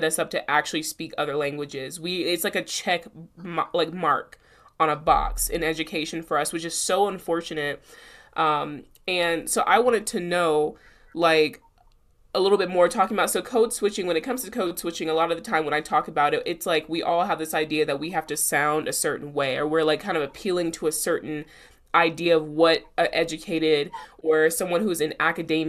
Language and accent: English; South Carolina, United States; accent: South Carolina; moved away; I sound like I'm from South Carolina again.